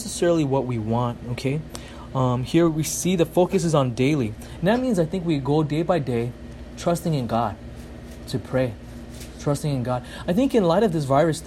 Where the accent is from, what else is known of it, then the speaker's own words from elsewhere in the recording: United States; I'm such an American